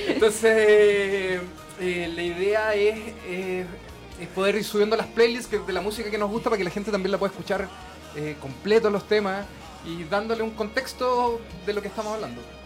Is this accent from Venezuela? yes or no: no; Chile; nosotros como chilenos